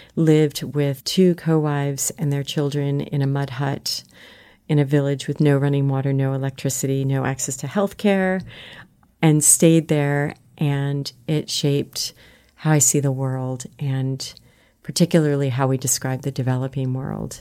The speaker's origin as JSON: {"language": "English", "region": "South Florida", "country": "United States", "tie": "born or raised there", "moved": "yes", "said": "grew up in South Florida"}